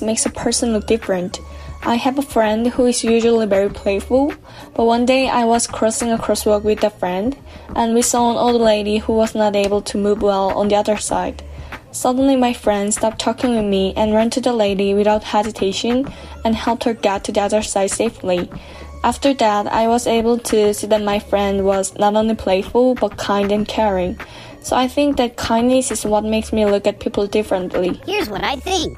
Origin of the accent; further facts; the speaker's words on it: Seoul, South Korea; I am from Seoul, Korea.